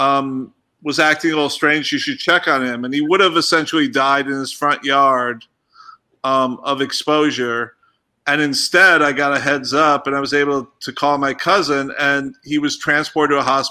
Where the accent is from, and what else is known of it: Rockford, Illinois, United States; born or raised there; moved away